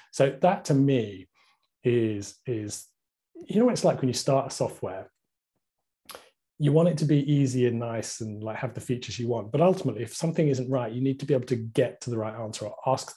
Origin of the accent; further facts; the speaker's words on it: United Kingdom; I'm very British